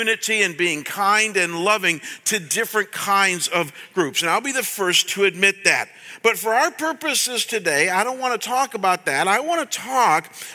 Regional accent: Chagrin Falls, Ohio, United States; my hometown of Chagrin Falls, Ohio, when I was growing up

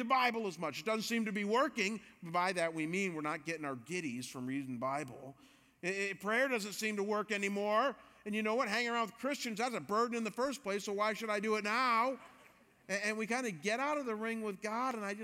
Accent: Cleveland, Ohio, United States; moved away; also born or lived in Chicago; I've been a Cleveland Browns fan because I'm from Cleveland

